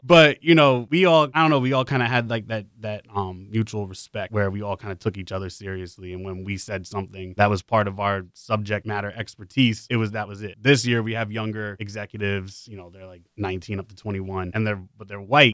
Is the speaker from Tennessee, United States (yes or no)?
no; New York City, New York, United States; moved away as an adult; I'm from the Bronx. Like, Like, you know, I grew up there